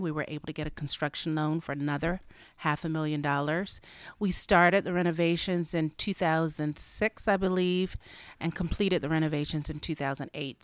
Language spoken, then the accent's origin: English; Albany, Georgia, United States; moved away as an adult; also born or lived in Atlanta, Georgia; now in Dallas, United States; I'm originally from Albany, Georgia